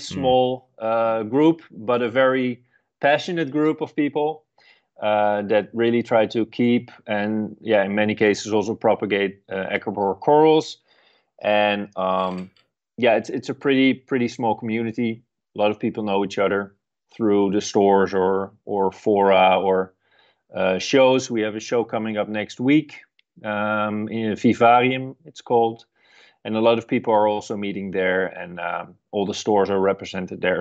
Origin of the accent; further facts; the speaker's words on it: Netherlands; at the university in, um, close to my hometown.